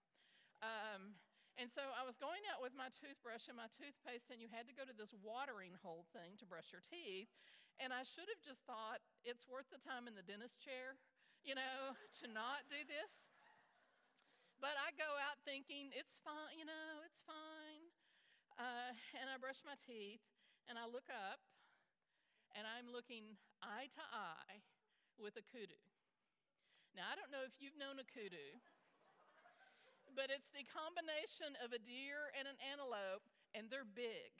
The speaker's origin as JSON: {"language": "English", "town": "Dallas", "region": "Texas", "country": "United States", "tie": "born or raised there", "said": "I grew up in Dallas, Texas"}